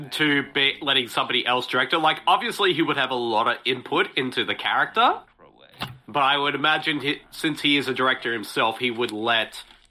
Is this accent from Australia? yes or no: yes; Australia; as an Aussie